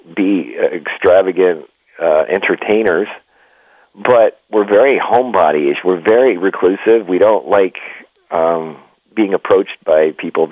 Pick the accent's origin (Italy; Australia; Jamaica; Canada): Canada; also born or lived in California / Nevada; now in United States; we grew up in the Northeast where it was cold and snowy. I was in Canada